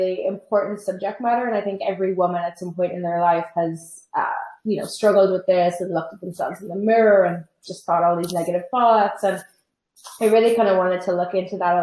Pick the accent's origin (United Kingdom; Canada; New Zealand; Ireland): Ireland; moved away as an adult; now in New York, United States; I'm Irish and I've lived in New York for 5 years.